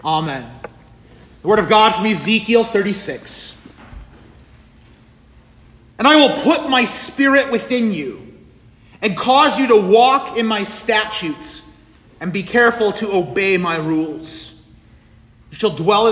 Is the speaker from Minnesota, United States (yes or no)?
no; Kingsford, Michigan, United States; moved away as an adult; also born or lived in Puerto Rico; I am a Flivver